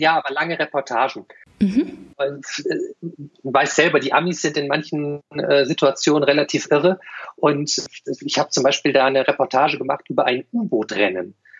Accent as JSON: {"language": "German", "town": "Düsseldorf", "region": "North Rhine-Westphalia", "country": "Germany", "tie": "born or raised there", "moved": "as an adult", "lives_now": "Cologne, Germany", "said": "als ich 1993 von der verbotenen Stadt als gebürtiger Düsseldorfer nach Köln"}